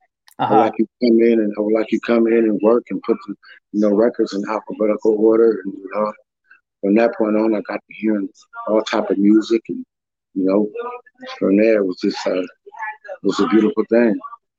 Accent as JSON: {"language": "English", "town": "San Francisco", "region": "California", "country": "United States", "tie": "born or raised there", "said": "But I was born and raised in the Fillmore."}